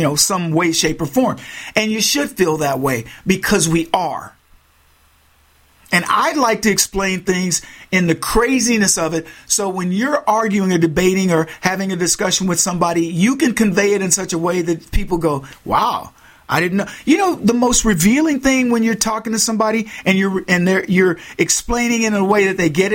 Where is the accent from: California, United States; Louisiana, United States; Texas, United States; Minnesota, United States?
Texas, United States; moved away; as a Texan